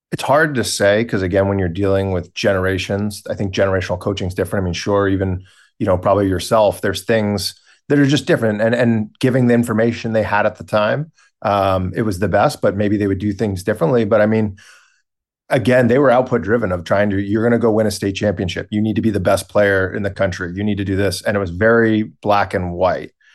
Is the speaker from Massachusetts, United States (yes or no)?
yes; Boston, Massachusetts, United States; We are located in Boston, Massachusetts, so where I was born and raised